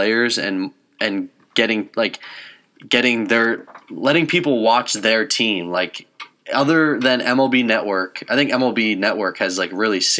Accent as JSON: {"language": "English", "area": "the Poconos", "region": "Pennsylvania", "country": "United States", "said": "we are from the Poconos"}